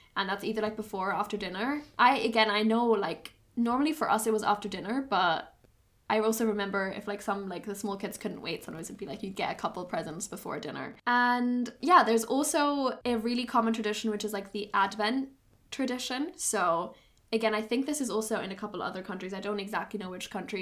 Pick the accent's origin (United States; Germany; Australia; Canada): Germany; growing up in Germany with German Christmas